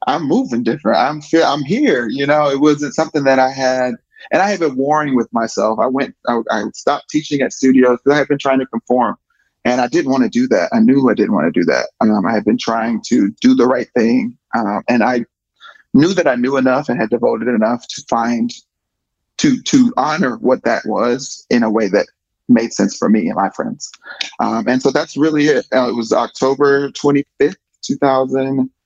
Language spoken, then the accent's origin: English; the South, United States; as a Southerner